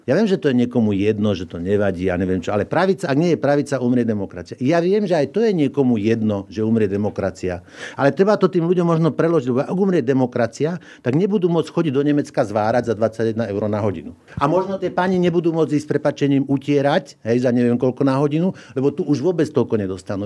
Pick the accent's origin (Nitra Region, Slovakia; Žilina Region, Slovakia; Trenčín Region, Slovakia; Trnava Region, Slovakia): Žilina Region, Slovakia; Orava; my sme sa narodili na Orave